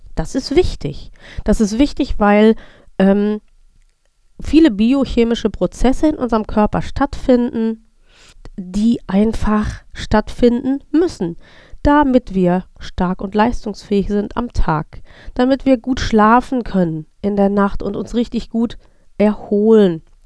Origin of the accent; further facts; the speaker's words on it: North Rhine-Westphalia, Germany; ich bin in Nordrhein-Westfalen aufgewachsen